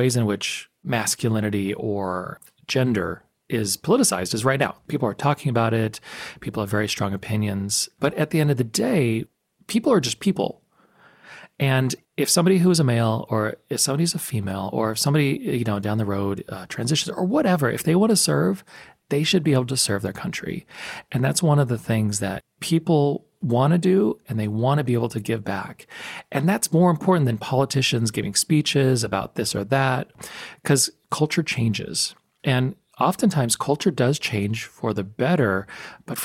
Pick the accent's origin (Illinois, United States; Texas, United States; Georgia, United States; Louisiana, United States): Texas, United States; El Paso; I grew up in El Paso, Texas